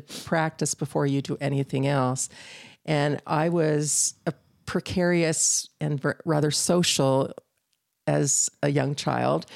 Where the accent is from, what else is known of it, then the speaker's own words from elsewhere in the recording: Northern California, United States; moved away as an adult; I grew up in Northern California